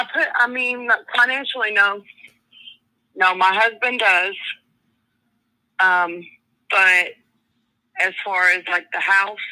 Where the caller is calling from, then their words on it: Arkansas, United States; I'm calling from Arkansas.